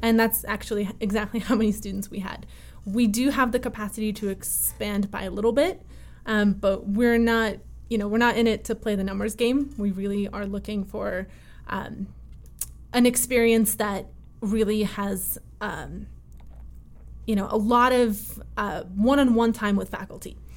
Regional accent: Connecticut, United States; born or raised there; also born or lived in Russia

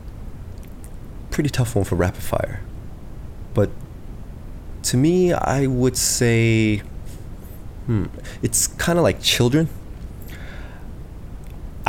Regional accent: United States; I'm from the States, and I'm the youngest in my family

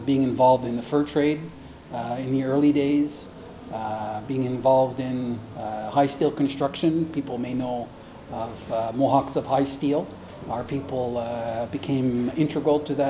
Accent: Kahnawake, Quebec, Canada; I was born and raised there

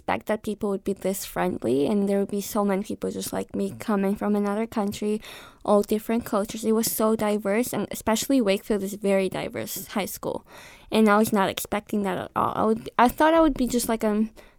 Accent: Georgia; moved away as an adult; now in Arlington, United States; I'm from Republic of Georgia, which is in Eastern Europe

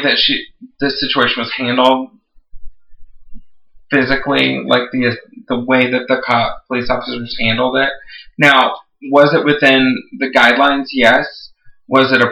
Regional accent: Texas, United States; I grew up with guns in my house. I'm from Texas.

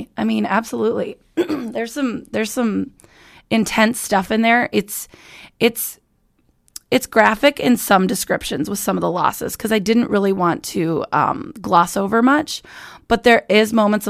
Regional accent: Estherville, Iowa, United States; Estherville, Iowa.

